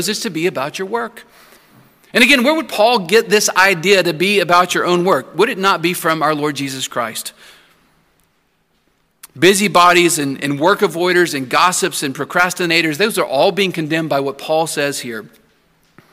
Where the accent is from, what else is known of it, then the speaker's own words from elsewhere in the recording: Santa Anna, Texas, United States; moved away; my hometown, Santa Ana, Texas